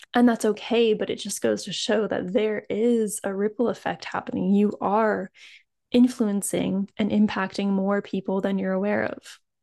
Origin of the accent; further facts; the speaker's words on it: East Coast, United States; somewhere in North America, like, I grew up on the East Coast